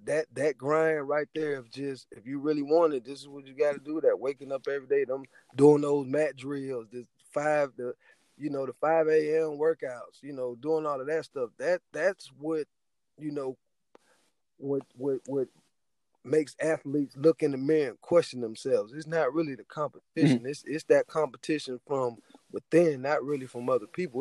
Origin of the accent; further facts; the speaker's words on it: Youngstown, Ohio, United States; I'm from Youngstown, Ohio